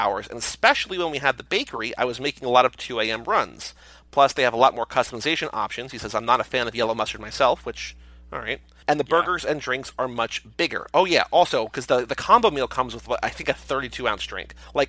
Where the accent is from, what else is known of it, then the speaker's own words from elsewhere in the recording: Arlington, Texas, United States; born there; also born or lived in Arizona; I was born in Arlington, right between Dallas and Fort Worth.